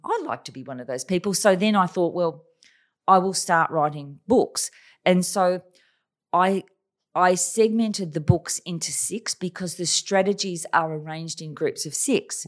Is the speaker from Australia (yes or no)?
yes; Australia; also born or lived in Taiwan / China; We're Australian.